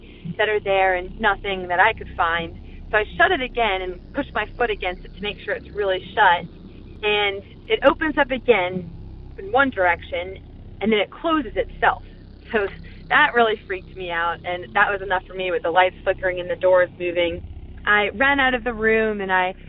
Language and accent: English; Mechanicsville, Virginia, United States; I'm from Mechanicsville, Virginia.